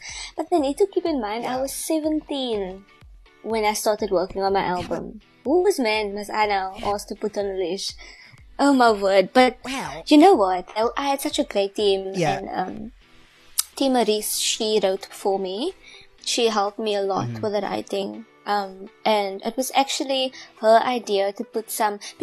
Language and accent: English; South Africa; I'm South African